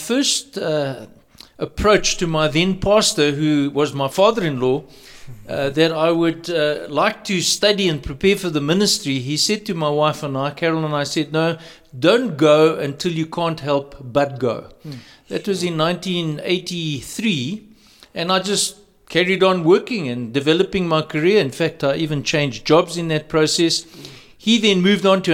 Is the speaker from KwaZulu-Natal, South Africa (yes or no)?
no; Johannesburg, Gauteng, South Africa; I was raised in Johannesburg, the south of Johannesburg, from the Rosettenville Baptist Church.